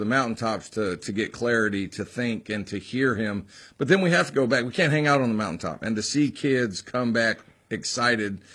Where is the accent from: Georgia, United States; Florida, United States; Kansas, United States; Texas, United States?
Texas, United States; now in the South, United States; high school football was what I really, really was passionate about when I grew up in Texas